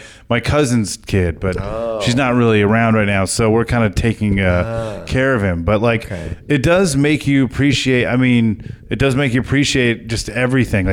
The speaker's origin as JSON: {"language": "English", "region": "Southern California", "country": "United States", "tie": "born or raised there", "said": "I grew up in Southern California"}